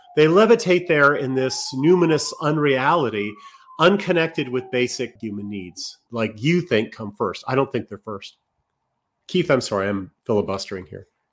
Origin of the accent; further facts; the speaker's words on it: Canada; being Canadian